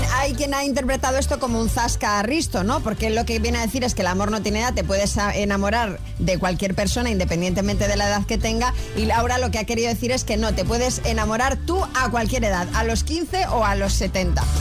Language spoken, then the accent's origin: Spanish; Murcia, Region of Murcia, Spain; soy de Murcia